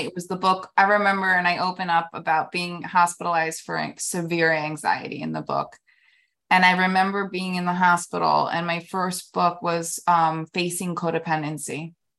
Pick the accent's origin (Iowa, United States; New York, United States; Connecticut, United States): New York, United States; New York City; moved away as an adult; also born or lived in New Jersey / Florida; now in Palm Beach, United States; born and raised in New York, um, city till, like, about seven or eight, then New Jersey, then back in the city.